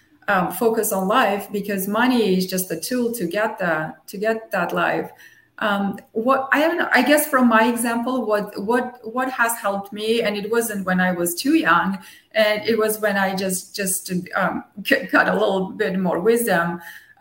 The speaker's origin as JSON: {"language": "English", "country": "Armenia", "tie": "born or raised there", "first_language": "Armenian and Russian", "second_language": "English", "moved": "yes", "said": "I grew up in Armenia, so I was born in the Soviet Union, so I grew up bilingual with Armenian and Russian"}